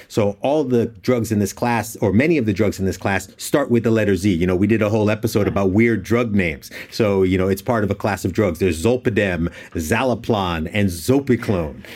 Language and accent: English; United States; as an American